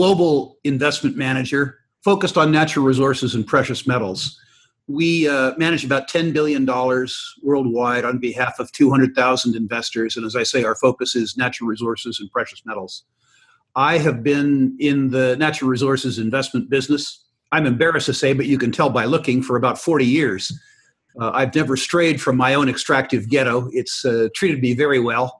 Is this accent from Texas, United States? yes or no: no; San Jose, California, United States; I grew up in San Jose, California, the self-proclaimed capital of Silicon Valley.